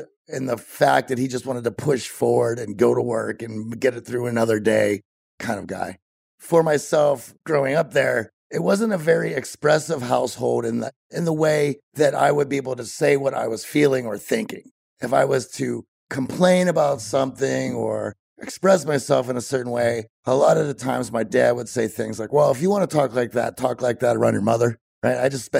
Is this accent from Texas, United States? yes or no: no; Greensburg, Pennsylvania, United States; You know, I was born about 40 miles southeast of Pittsburgh, which was a place called Greensburg